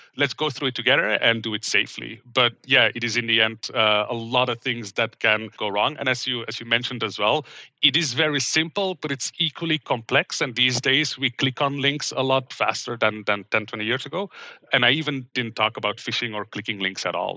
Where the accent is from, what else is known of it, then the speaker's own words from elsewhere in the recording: Belgium; English is a second language; moved away as an adult; also born or lived in Middle East / Vancouver, Canada; now in Seattle, United States; I grew up in Belgium